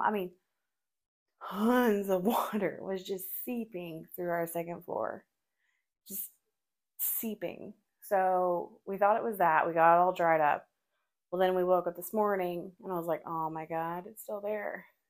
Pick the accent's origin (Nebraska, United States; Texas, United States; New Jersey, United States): Texas, United States; Forney; I am not a country girl, even though I grew up in Forney